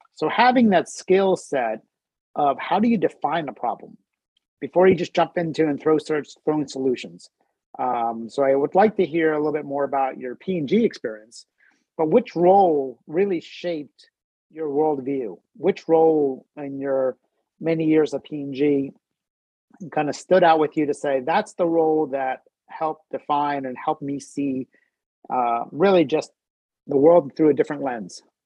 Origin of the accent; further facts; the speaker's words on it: New Jersey, United States; now in Cincinnati, United States; I grew up in New Jersey